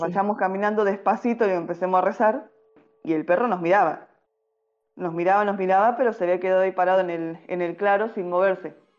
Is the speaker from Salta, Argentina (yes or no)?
yes; Salta, Argentina; now in Buenos Aires Province, Argentina; soy salteña, ya varios mm. años dando vuelta por Argentina. Eh, actualmente vivo en un pueblo en el interior de Buenos Aires